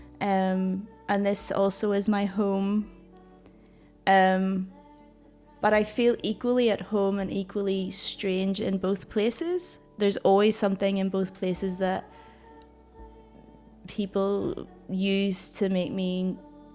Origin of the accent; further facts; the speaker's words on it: Northern Ireland, United Kingdom; moved away as an adult; now in Glasgow, United Kingdom; I was born in Northern Ireland